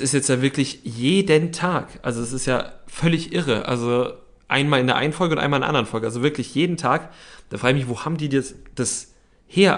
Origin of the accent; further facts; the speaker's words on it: Berlin, Germany; wir sind Berliner